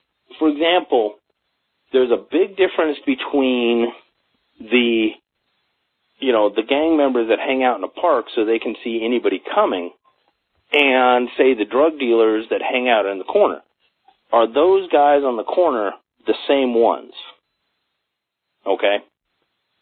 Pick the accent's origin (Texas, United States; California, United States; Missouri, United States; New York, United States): California, United States; Los Angeles; now in Colorado, United States; I grew up in Los Angeles